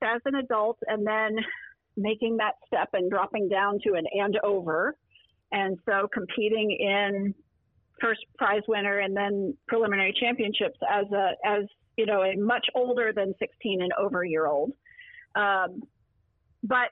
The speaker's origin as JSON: {"language": "English", "town": "Lexington", "region": "Kentucky", "country": "United States", "tie": "born or raised there", "moved": "yes", "said": "I am now back in my hometown, which is Lexington, Kentucky"}